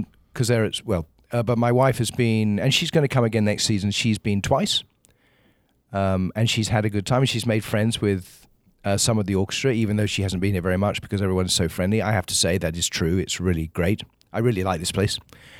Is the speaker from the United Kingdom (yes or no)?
yes; England, United Kingdom; born there; So, but I was born in England.